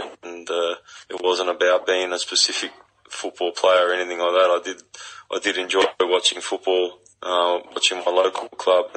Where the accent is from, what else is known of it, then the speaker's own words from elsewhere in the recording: Sydney, New South Wales, Australia; moved away; grew up at Western Sydney, know the area very well. I know it's changed a little bit since I last lived there